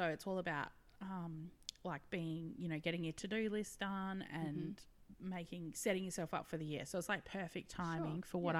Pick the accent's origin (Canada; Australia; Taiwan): Australia; WA, Western Australia; moved away; it's my home state and I'm like, love it.